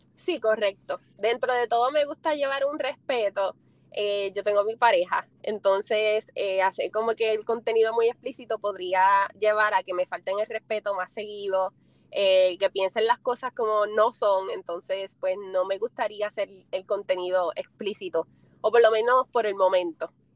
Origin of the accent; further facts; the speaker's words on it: Puerto Rico; soy puertorriqueña. No tengo el acento tan marcado como los de aquí, pero sí soy boricua.